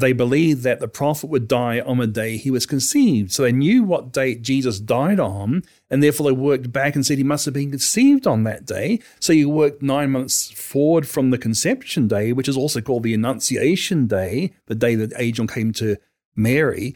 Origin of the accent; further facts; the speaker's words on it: New Zealand; as a kid growing up in New Zealand